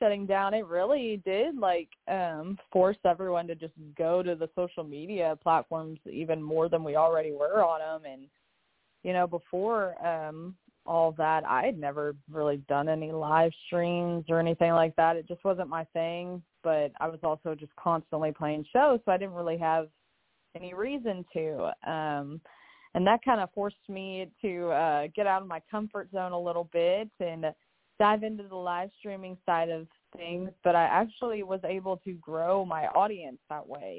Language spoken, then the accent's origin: English; Lexington, Kentucky, United States; moved away; I'm from Lexington